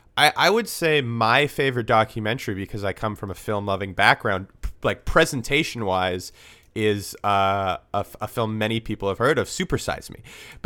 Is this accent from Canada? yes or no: yes; Vancouver, British Columbia, Canada; We grew up in Vancouver